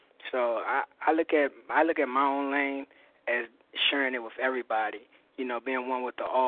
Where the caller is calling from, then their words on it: Maryland, United States; I'm calling from Maryland.